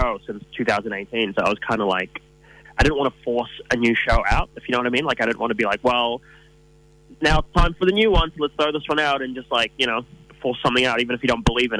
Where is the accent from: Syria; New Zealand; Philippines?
New Zealand; growing up in New Zealand